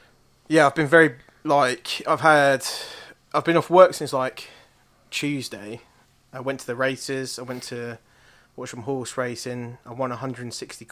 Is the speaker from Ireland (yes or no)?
yes; Ireland; And because I'm Irish, I have a lot of people in my family called O'Brien.